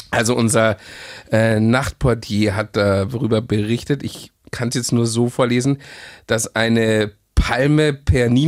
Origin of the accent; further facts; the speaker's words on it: Regensburg, Bavaria, Germany; der Goldene Hirsch ist hier bei uns in Regensburg.